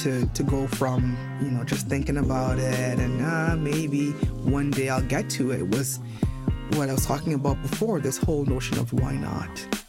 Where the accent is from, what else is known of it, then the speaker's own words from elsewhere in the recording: Nigeria; also born or lived in Montreal, Canada; So even though I was born in Montreal, I spent my childhood in Nigeria.